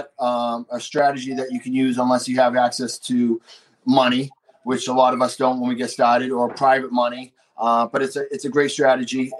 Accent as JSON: {"language": "English", "town": "Boston", "region": "Massachusetts", "country": "United States", "accent": "bad Boston", "said": "my bad Boston accent that we're kind of close to Boston"}